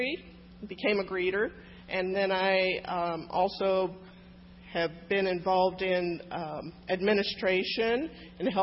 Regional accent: Kansas, United States; moved away as an adult; now in Illinois, United States; I grew up in Kansas and went to a Christian church

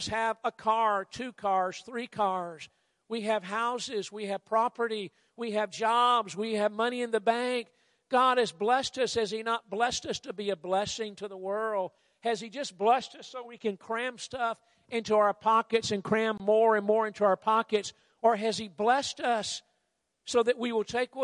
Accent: United States; I'm from the States

